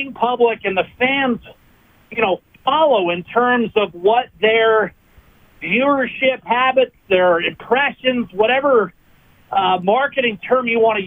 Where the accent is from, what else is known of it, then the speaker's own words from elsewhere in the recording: United States; moved away; my home country